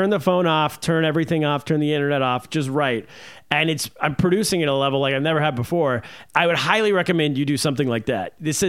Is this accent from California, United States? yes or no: yes; California, United States; moved away; also born or lived in China; Who I grew up with in California.